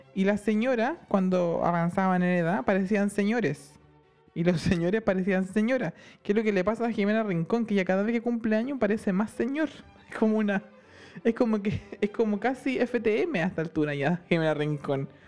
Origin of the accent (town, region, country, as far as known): Chile; first language Spanish; moved away as an adult; now in England